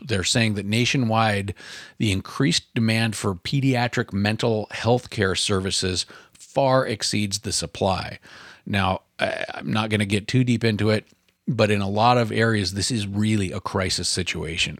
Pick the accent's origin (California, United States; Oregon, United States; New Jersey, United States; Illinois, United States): Oregon, United States; my home state of Oregon